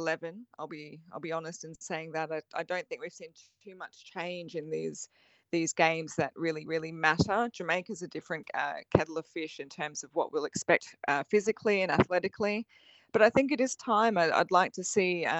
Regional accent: Queensland, Australia; I'm a Queenslander

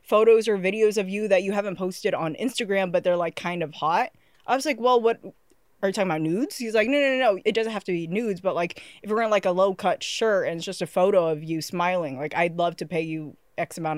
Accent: San Jose, California, United States; I'm from San Jose, California

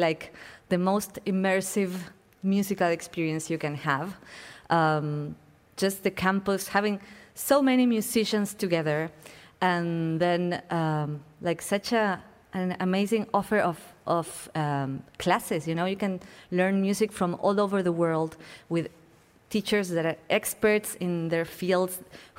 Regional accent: Buenos Aires, Argentina; moved away as an adult

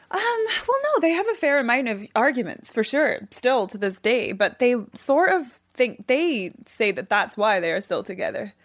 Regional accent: Scotland, United Kingdom; I'm from Scotland

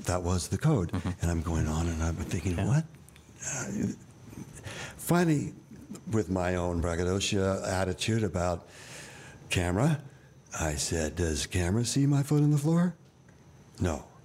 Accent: New York, United States; I was born in New York

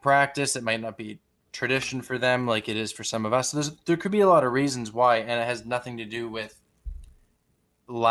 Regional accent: Canada; even though I am from Canada, I am not from Toronto

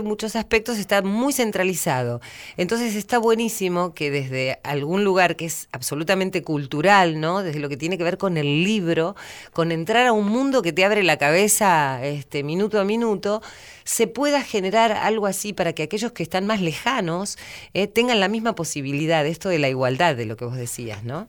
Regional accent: San Antonio de Areco, Buenos Aires Province, Argentina; cuando fui creciendo, recuerdo que en mi pueblo, en San Antonio de Areco

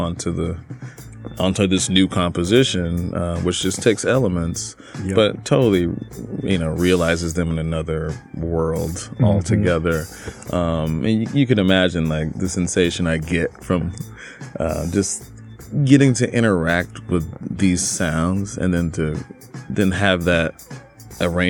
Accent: Newnan, Georgia, United States; I'm born and raised in Newnan, Georgia, not far from Atlanta

